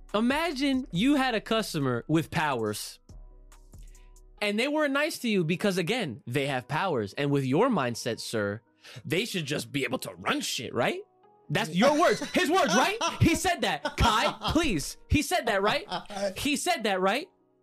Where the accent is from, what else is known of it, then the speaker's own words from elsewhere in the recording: Australia; Also, I would like to confirm, I say Brekkie because I am Australian, not because I'm cute.